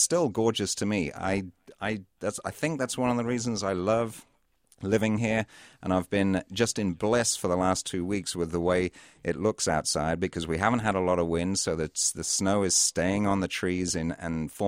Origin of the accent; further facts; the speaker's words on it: Cambridge, East of England, United Kingdom; now in Minnesota, United States; I grew up just outside Cambridge in the UK